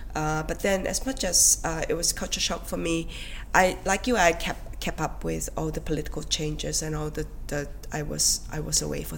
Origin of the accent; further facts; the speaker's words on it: Singapore; moved away as an adult; also born or lived in Australia; I've always felt very proud to be a Singaporean, and for me to be able to say that is my way of marking out the distinction of my own Chineseness